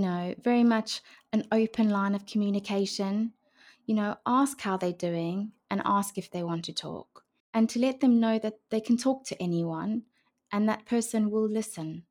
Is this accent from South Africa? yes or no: yes; South Africa; moved away as an adult; also born or lived in Brisbane, Australia; now in United Kingdom; I grew up in South